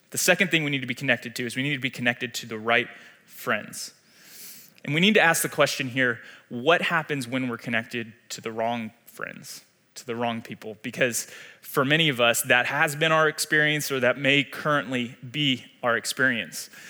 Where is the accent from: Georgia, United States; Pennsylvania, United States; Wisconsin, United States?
Georgia, United States; Atlanta; moved away as an adult; now in Wichita, United States; I was born and raised in Atlanta, Georgia